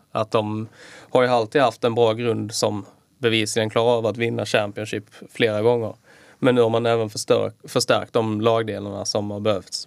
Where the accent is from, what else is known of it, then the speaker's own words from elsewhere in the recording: Skåne, Sweden; moved away; also born or lived in Kalmar; Jag har varit hemma i Skåne